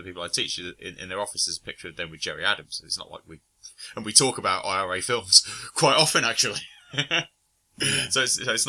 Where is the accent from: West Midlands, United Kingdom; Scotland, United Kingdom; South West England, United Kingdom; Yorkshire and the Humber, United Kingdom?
West Midlands, United Kingdom; Birmingham; I grew up in Birmingham in the 80s.